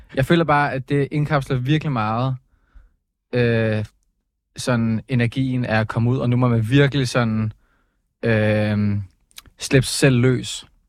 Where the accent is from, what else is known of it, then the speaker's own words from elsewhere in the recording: Copenhagen, Capital Region of Denmark, Denmark; jeg er fra København